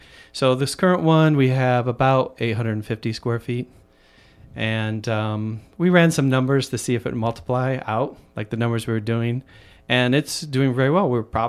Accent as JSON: {"language": "English", "region": "Michigan", "country": "United States", "tie": "born or raised there", "moved": "yes", "lives_now": "Chicago, United States", "said": "I've lived here now for about 35 years. And I grew up in Michigan, so the Midwest."}